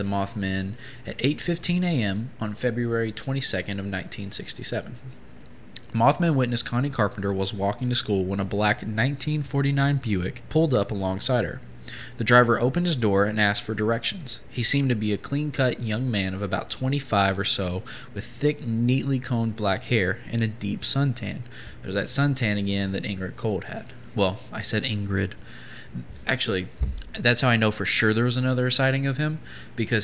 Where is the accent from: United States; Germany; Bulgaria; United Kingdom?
United States; Appalachian Mountains in Kentucky; I grew up in the Appalachian Mountains in Kentucky